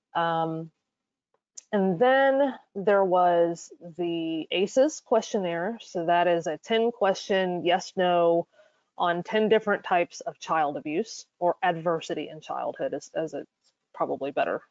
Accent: North Carolina, United States; my home state, which is North Carolina.

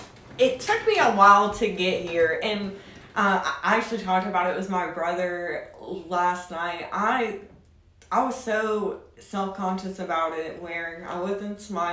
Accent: Tennessee, United States; accent: drawl

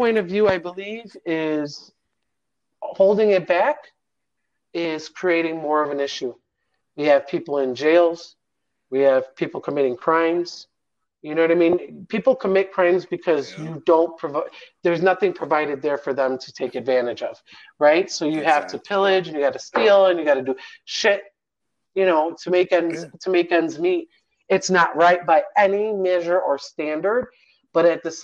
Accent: Midwest, United States; now in Nevada, United States; I'm from the Midwest.

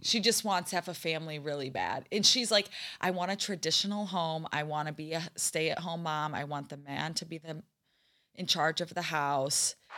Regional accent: Holland, Michigan, United States; I'm from Holland, Michigan

